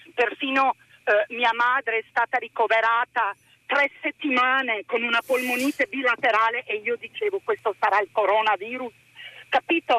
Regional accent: Canada; Italian is a second language; now in Province of Padua, Italy; quando sono emozionata il mio accento, perché sono anche canadese, viene fuori.

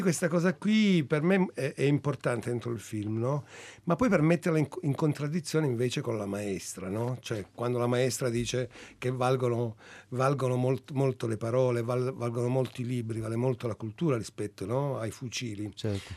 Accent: Calabria, Italy; moved away; io anche quando ero piccolo in Calabria

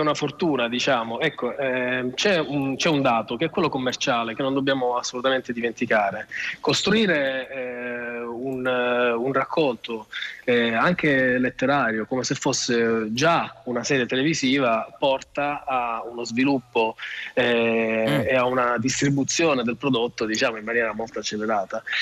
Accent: Sicily, Italy; moved away as an adult; now in Rome, Italy; io non sono romano, sono siciliano come tanti, sì. sono, sono, approdato a Roma tanti anni fa, ormai una ventina d'anni fa, per lavoro

